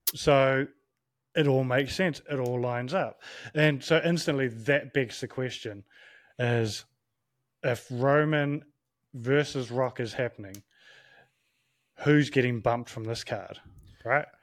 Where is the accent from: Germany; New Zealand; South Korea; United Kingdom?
New Zealand; as a Kiwi from a, um, Pacific Island point